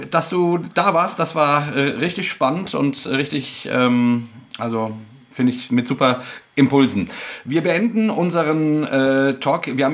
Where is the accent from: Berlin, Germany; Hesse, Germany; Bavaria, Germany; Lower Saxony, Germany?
Hesse, Germany; Wir sind ja aus Hessen.